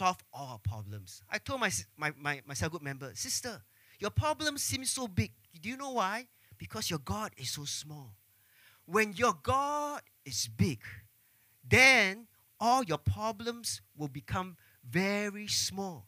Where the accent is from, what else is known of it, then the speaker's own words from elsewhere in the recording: Singapore; growing up in Singapore, growing up under the MOE system, all of us